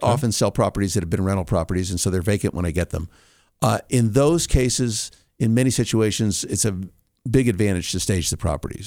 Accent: California, United States; moved away as an adult; now in Colorado, United States; I'm originally from California, moved

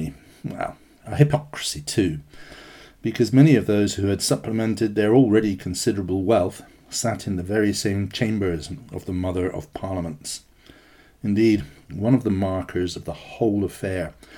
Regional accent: United Kingdom; I am a British national

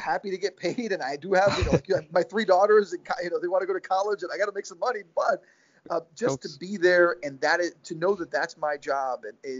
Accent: South Florida, United States; I was raised in South Florida

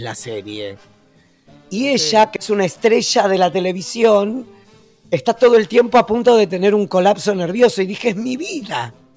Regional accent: Argentina; now in Uruguay

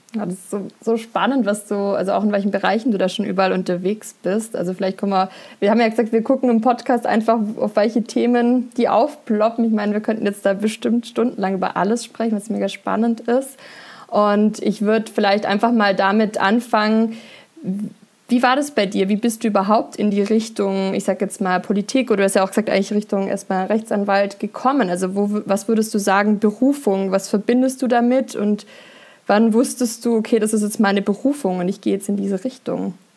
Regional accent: Berg, Germany; aus dem Dorf, wo ich groß geworden bin, in Berg

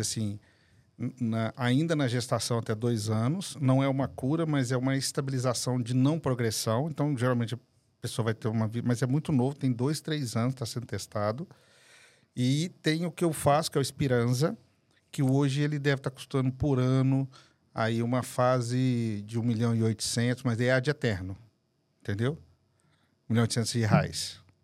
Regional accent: Guarulhos, São Paulo, Brazil; also born or lived in Belo Horizonte; Eu nasci aqui em São Paulo, inclusive. Nasci em Guarulhos

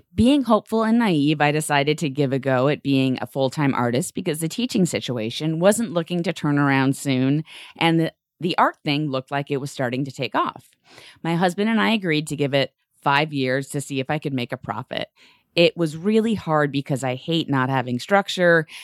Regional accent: New York, United States; my feelings as a New Yorker

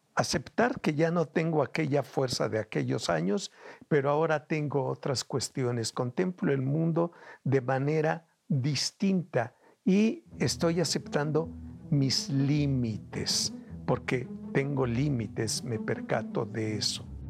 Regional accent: Veracruz, Mexico; moved away; also born or lived in Mexico City; Me voy a Veracruz, de donde soy oriundo

